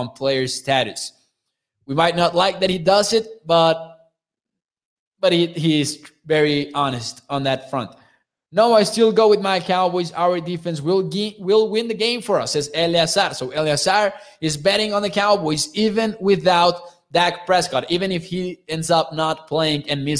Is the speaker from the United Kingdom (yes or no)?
no; Mexico; I'm from Mexico